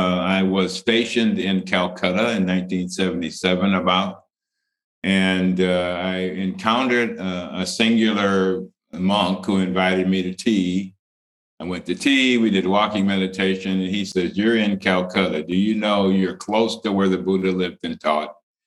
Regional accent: Cleveland, Ohio, United States; moved away; also born or lived in Idaho; So I grew up in Cleveland, Ohio in the 50s and 60s. I remember that my father and mother were from Tennessee and Georgia.

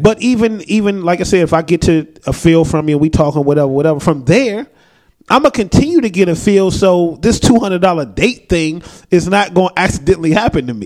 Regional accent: United States; that's Americans being American. We we are you know we are taught that we run shit

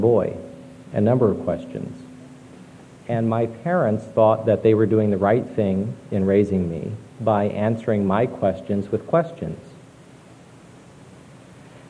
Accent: Fort Wayne, Indiana, United States; moved away as an adult; also born or lived in Austin, Texas; now in Washington, D.C., United States; I was born and raised in Fort Wayne, Indiana. My parents still live there.

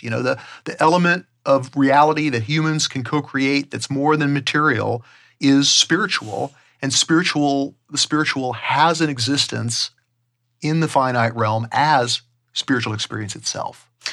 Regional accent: Southern California, United States; growing up in Southern California

